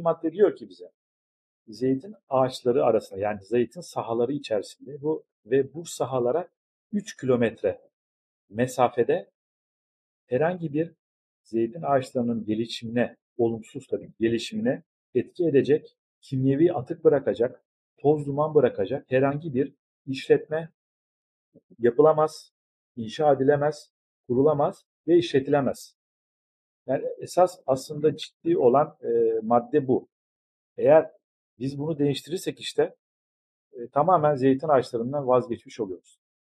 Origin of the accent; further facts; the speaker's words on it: Ayvalık, Balıkesir, Turkey; burada Ayvalık'ta tüm aileler için, aslında burada yaşayanlar için zeytin ağacı farklı bir değerdir.